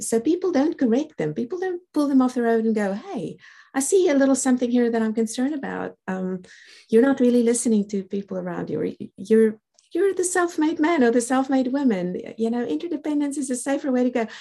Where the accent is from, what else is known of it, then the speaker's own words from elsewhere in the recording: South Africa; accent: South African; I'm a South African born. That's the reason for the accent